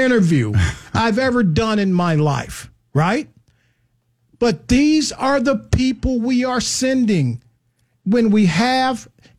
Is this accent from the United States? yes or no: yes; Chicago, Illinois, United States; I'm from Chicago.